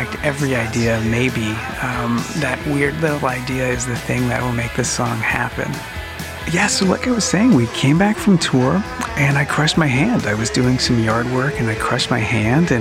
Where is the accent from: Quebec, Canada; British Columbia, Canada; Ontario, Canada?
Quebec, Canada; Montreal; We're from Montreal, Quebec.